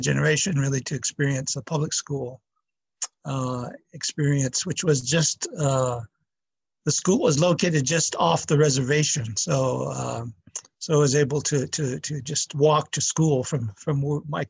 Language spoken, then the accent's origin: English; Santa Clara Pueblo, New Mexico, United States; I'm from Santa Clara Pueblo. My tribe is called Tewa, T-E-W-A. And we are one of six Tewa communities residing north of Santa Fe, New Mexico.